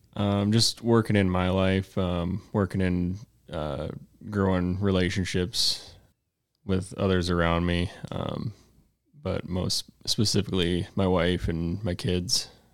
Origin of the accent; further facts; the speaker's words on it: Mason City, Iowa, United States; I'm from Mason City, Iowa